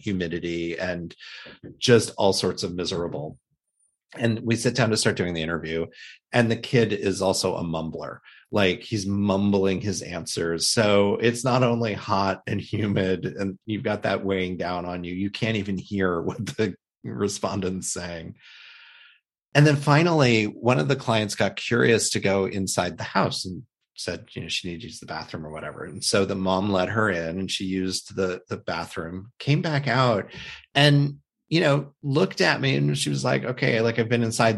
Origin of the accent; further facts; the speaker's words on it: Midwest, United States; when I was a child growing up in the Midwest